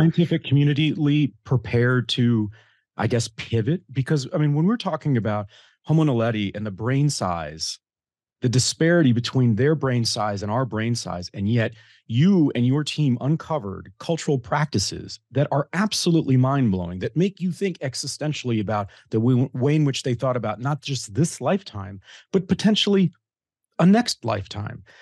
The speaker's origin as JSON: {"language": "English", "region": "Kansas", "country": "United States", "tie": "born or raised there", "said": "a guy who grew up in small town Kansas"}